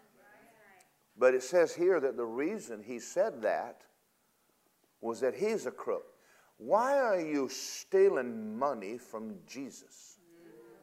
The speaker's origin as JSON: {"language": "English", "region": "Georgia", "country": "United States", "said": "I'm from Georgia. There's something you don't do to a Georgia boy."}